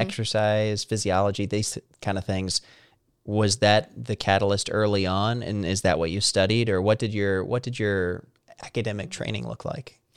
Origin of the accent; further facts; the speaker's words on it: Southern Missouri, United States; moved away as an adult; now in Washington, D.C., United States; I grew up in Missouri